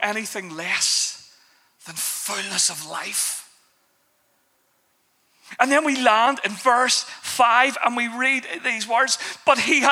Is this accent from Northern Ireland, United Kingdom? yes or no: yes; Belfast, Northern Ireland, United Kingdom; I grew up in Belfast